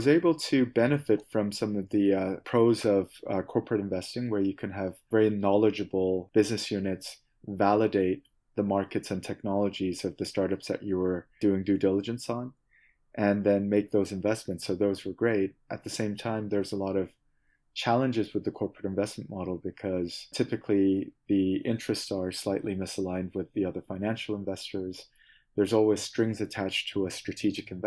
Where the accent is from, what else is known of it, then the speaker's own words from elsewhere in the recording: Seoul, South Korea; moved away as an adult; also born or lived in Beijing / New York; now in California, United States; I was born and raised in Korea, in Seoul